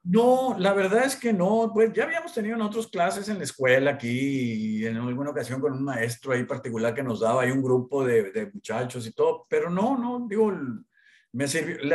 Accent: Hermosillo, Sonora, Mexico; also born or lived in Monterrey, Mexico; toda la primaria, secundaria y preparatoria en el Colegio Regis, de aquí de Hermosillo.

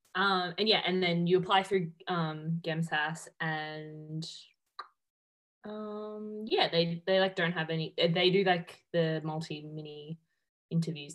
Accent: Melbourne, Victoria, Australia; moved away as an adult; now in Perth, Australia; I'm originally from Melbourne and I just moved to Perth um, in January this year

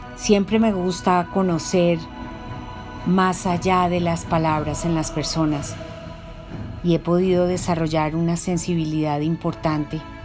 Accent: Bogotá, Colombia; Yo soy una mujer colombiana que nació en Bogotá

